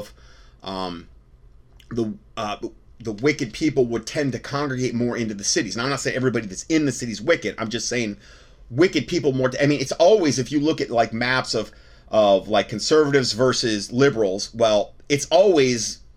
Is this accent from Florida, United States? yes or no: yes; Fort Myers, Florida, United States; I'm from Fort Myers